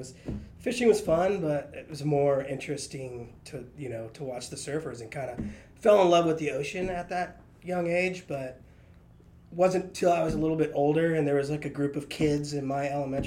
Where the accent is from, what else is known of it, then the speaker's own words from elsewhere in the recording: East County, California, United States; I'm from East